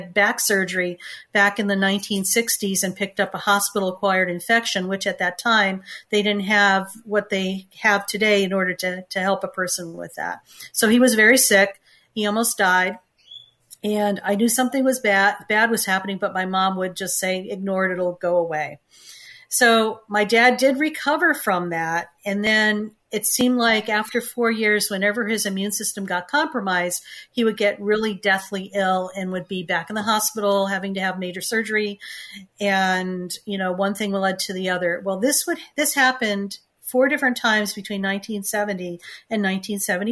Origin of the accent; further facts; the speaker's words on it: Connecticut, United States; I grew up in Connecticut, and I'm one of four children